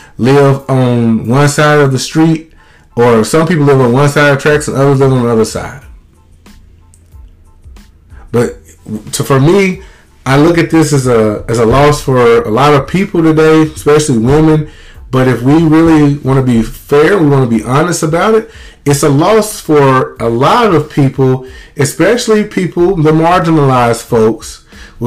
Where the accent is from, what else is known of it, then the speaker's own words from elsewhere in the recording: Mississippi, United States; I have a lot of people growing up in Mississippi who loved me as a kid